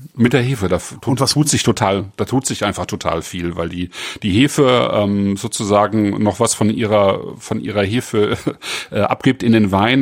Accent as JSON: {"language": "German", "country": "Germany", "said": "bei uns in Deutschland"}